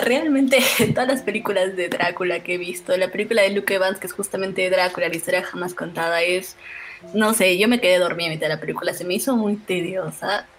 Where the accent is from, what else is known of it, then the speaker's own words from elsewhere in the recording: Moquegua, Peru; moved away; en mi pueblo, en Moquegua, una leyenda muy conocida era la del toro del Cerro Baúl